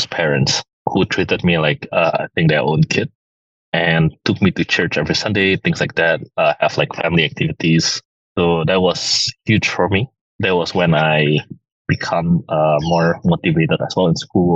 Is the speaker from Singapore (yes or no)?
yes; Singapore; moved away; also born or lived in United States; I grew up on that in Singapore